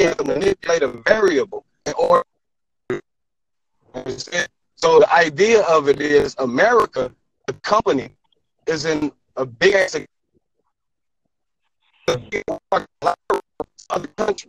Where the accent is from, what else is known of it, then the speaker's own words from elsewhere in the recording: Detroit, Michigan, United States; I'm from Detroit, Michigan, okay? Southwest, you know what I'm talking about? The hood